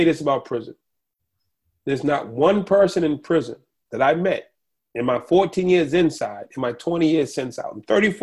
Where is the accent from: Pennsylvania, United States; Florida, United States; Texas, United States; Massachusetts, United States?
Massachusetts, United States; Boston; I grew up in Boston